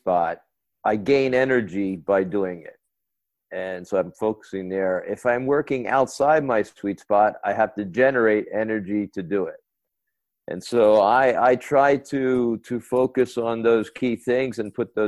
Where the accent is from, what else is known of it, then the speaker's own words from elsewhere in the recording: United States; moved away as an adult; I lived around the world in 6 countries besides my home country, the U.S.